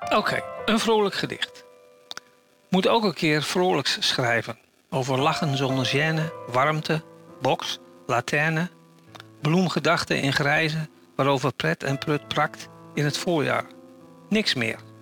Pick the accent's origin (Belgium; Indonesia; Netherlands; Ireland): Netherlands; now in Germany; als Nederlander